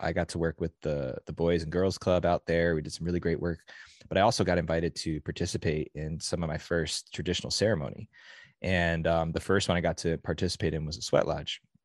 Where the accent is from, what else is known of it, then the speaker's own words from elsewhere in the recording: New Jersey, United States; now in California, United States; As a kid growing up in New Jersey